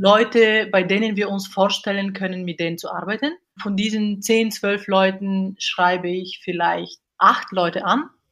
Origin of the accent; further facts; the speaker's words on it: Bulgaria; German is a second language; moved away as an adult; now in Cologne, Germany; Ursprünglich komme ich aus Bulgarien, bin aber hier mit äh, 18 Jahren nach Deutschland gekommen, um zu studieren.